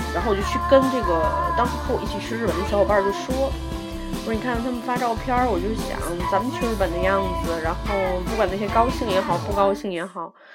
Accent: Tianjin, China; accent: Tianjin dialect; 我就是个天津人。

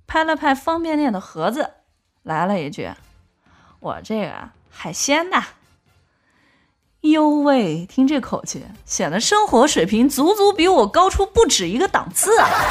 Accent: China; 我们中国

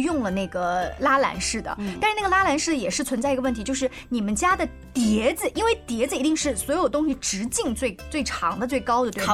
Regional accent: China; 我们中国人油烟大的习惯

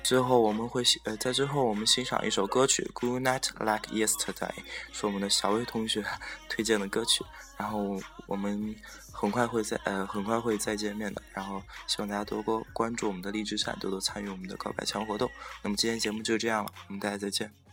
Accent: Xi'an, Shaanxi, China; 我现在待的是我的老家，我这个住在十三朝古都西安

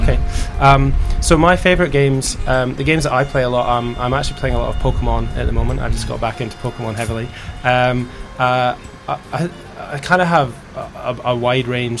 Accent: Scotland, United Kingdom; accent: Scottish; moved away; also born or lived in England; I'm from Scotland, and uh, I used to work in uh, England

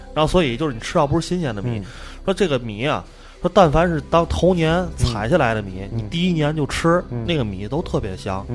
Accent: Tianjin, China; 我们作为天津人

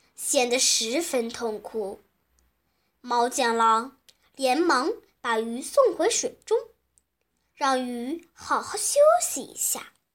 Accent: Shanxi, China; 我是来自山西的

